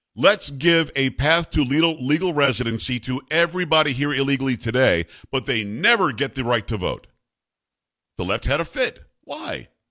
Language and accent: English; Florida, United States; moved away; when I was growing up in Florida, we have groves there orange groves, lemon groves, grapefruit.